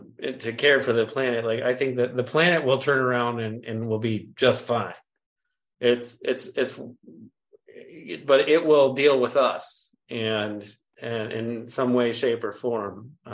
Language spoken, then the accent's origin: English; Lake Michigan, United States; I was blessed by the fact that I grew up on one of the Great Lakes. I grew up on Lake Michigan, and my folks have this little slice of property